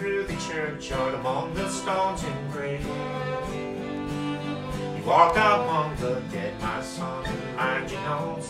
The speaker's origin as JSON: {"language": "English", "region": "Tennessee", "country": "United States"}